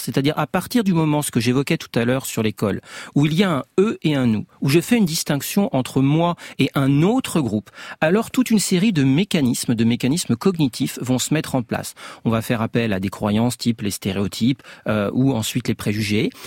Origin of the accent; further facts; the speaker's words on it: France; je suis français, parce que j'ai un certain âge, je connais, je baigne culturellement